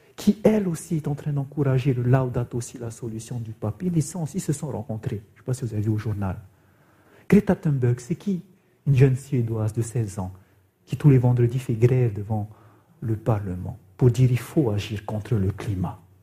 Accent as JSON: {"language": "French", "area": "Raiatea", "region": "Leeward Islands", "country": "French Polynesia", "said": "chez nous, à Réatea, dans cette île de la Polynésie française, il y avait même des enfants, nos élèves"}